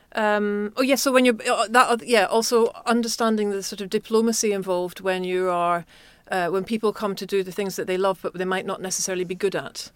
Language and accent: English; Glasgow, Scotland, United Kingdom; I was growing up in Glasgow